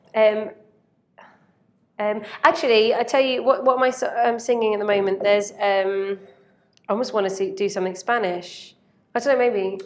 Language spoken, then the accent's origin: English; Basingstoke, South East England, United Kingdom; I'm from Basingstoke